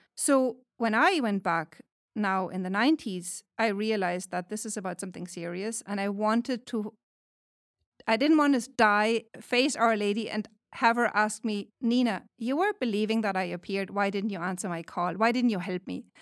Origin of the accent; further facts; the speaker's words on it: Germany; moved away as an adult; now in California, United States; I am from Germany, but I teach at Saint Patrick's Seminary and University since twenty eighteen